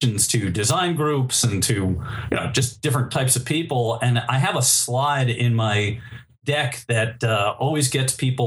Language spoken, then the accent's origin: English; New York City, New York, United States; I am a native New Yorker. I was born in Manhattan.